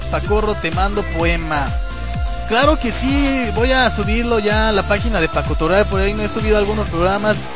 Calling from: León, Guanajuato, Mexico; digo, desde León, Guanajuato

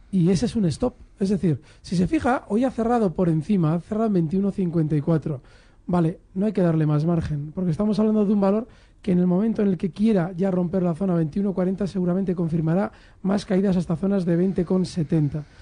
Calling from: Madrid, Community of Madrid, Spain; Hola, buenas tardes … de Madrid.

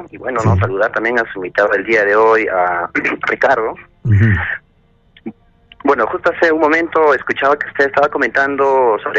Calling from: Puno, Peru; Eh, bueno, yo estoy, … desde la ciudad de Puno.

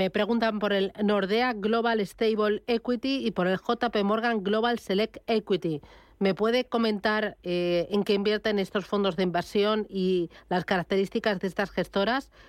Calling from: Valencia, Valencian Community, Spain; de Valencia.

